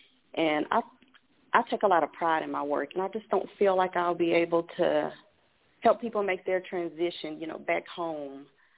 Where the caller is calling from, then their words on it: Texas, United States; I'm calling from Texas.